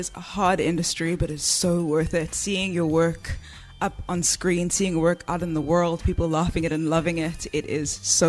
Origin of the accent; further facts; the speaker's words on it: Johannesburg, Gauteng, South Africa; I'm from Joburg.